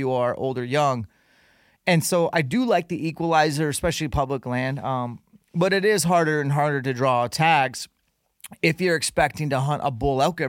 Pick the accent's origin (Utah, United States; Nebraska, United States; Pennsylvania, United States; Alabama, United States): Utah, United States; in Utah, my home state